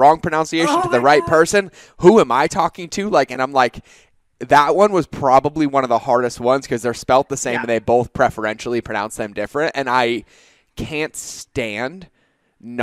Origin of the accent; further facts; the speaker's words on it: Boston, Massachusetts, United States; also born or lived in South Carolina / California / North Carolina / Hawaii; I grew up in Boston, right? So like I can go hoopak the cod, like it's all there. But when I joined the military, I left Boston and went to South Carolina.